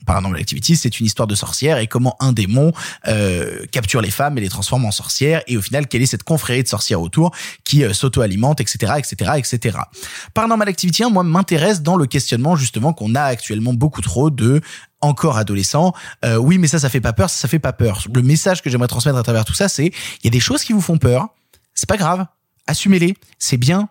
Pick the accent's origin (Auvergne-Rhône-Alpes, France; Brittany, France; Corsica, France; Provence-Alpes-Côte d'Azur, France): Auvergne-Rhône-Alpes, France; Vienne; je viens de Vienne, à la base. Vienne, qui est une, petite ville